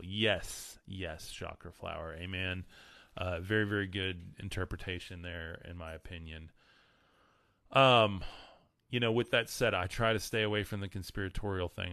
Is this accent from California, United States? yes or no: no; West Texas, United States; I'm from West Texas